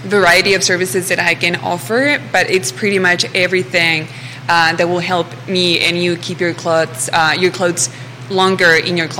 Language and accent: English; Mexico; now in Charlottesville, United States; I'm originally from Mexico. I've been in Charlottesville for the last year or so.